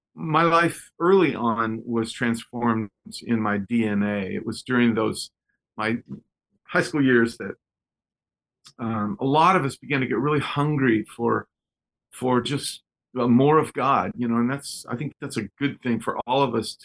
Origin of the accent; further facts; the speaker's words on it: Texas, United States; moved away; also born or lived in Southern California; When I was just a kid, I was born in Texas